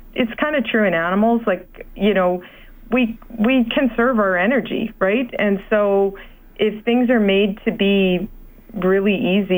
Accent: Alberta, Canada; also born or lived in Saskatchewan; I grew up in Alberta and Saskatchewan

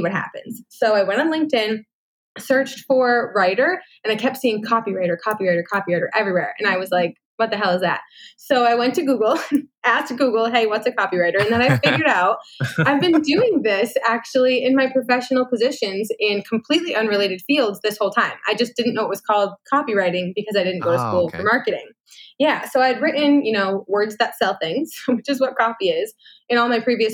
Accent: United States; moved away as an adult; now in Canada; I am American

